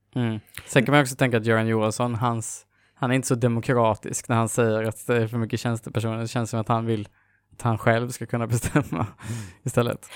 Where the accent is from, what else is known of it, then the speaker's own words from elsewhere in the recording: Jönköping, Jönköping County, Sweden; moved away; Jag är ju från Jönköping ursprungligen